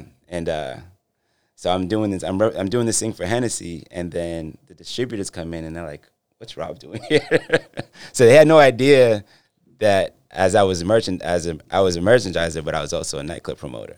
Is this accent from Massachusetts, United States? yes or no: yes; Boston, Massachusetts, United States; I grew up in Dorchester